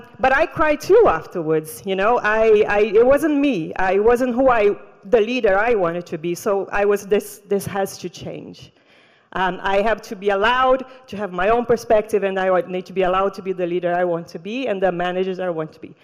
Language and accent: English; Brazil; moved away; also born or lived in Rio de Janeiro; I grew up in the Amazon jungle